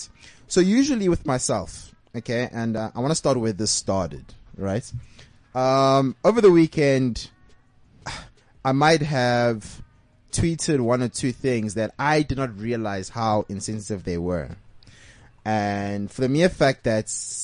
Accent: South Africa; a South African Zulu man

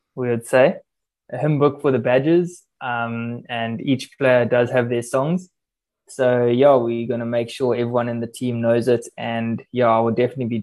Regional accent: Durban, KwaZulu-Natal, South Africa; moved away; going back home to Durban, my hometown

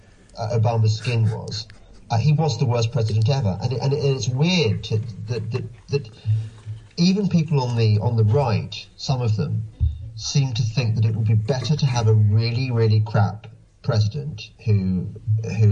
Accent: England, United Kingdom; I'm English

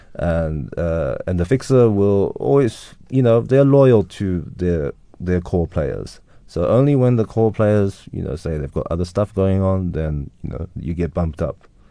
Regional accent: South Africa; now in London, United Kingdom; growing up in South Africa and experiencing life here

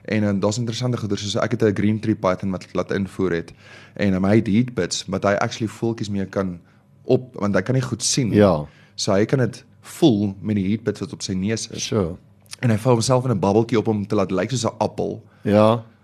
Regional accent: Omaruru, Erongo, Namibia; born there; also born or lived in Kriel / Namakwaland; ek is gebore in Omaruru in Namibië en ja. um, ons het 'n bietjie gebly in Kriel hier agter in Mpumalanga en toe gaan ons van daar af oor en toe gaan ons bly ons in Namakwaland

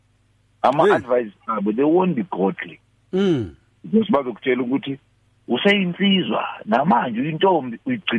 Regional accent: Peckham, London, United Kingdom; No, I'm from Peckham.

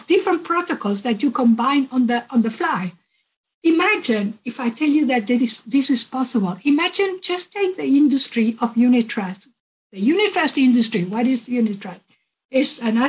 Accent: Uruguay; I'm originally from Uruguay.

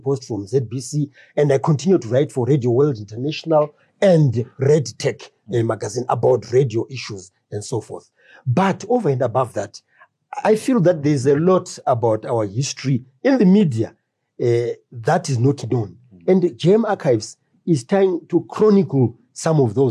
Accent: Harare, Zimbabwe; where I grew up in Highfield

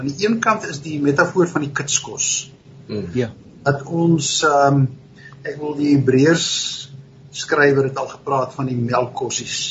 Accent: Stellenbosch, Western Cape, South Africa; het op Stellenbosch groot geword.

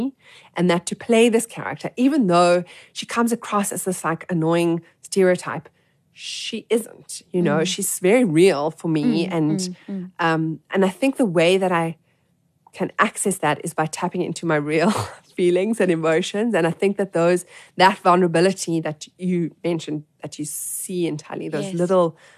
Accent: Johannesburg, Gauteng, South Africa; I grew up in Joburg

